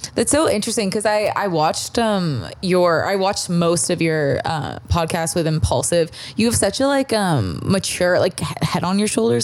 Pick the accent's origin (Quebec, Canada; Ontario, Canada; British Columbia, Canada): Ontario, Canada; Toronto; moved away; I'm from Toronto